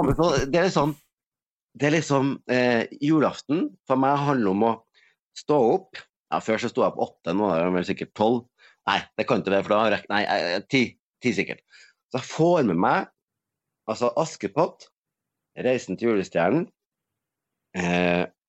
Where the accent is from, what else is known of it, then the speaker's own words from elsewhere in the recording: Norway; moved away; der jeg kommer fra Øverfjorden, det var tomt